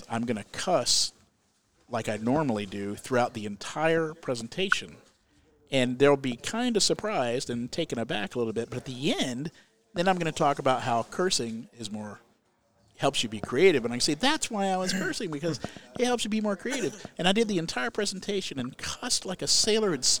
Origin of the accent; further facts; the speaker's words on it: Central Florida, United States; moved away; also born or lived in Alabama; I grew up in Central Florida